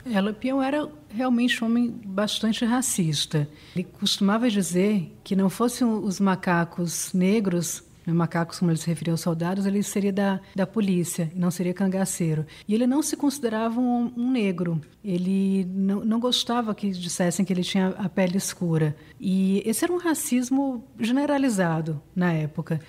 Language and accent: Portuguese; Northeast Brazil, Brazil; also born or lived in Mossoró, Rio Grande do Norte; Eu sou do Nordeste